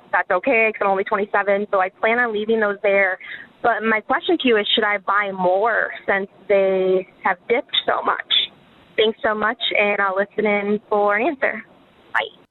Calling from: Florida, United States; I'm calling from Florida

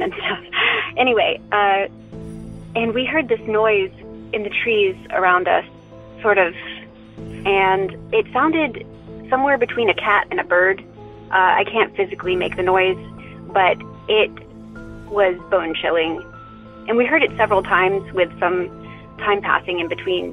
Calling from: Western North Carolina, United States; I'm calling from Western North Carolina

